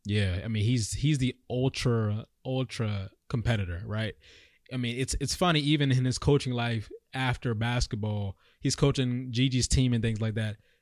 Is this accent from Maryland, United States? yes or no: yes; DMV, Maryland, United States; I'm from the D M V